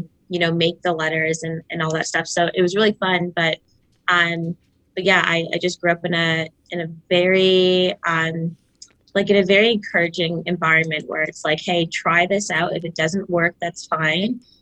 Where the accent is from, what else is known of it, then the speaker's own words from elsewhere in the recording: Markham, Ontario, Canada; I grew up in Toronto, or I'd say like Markham, Ontario, smaller town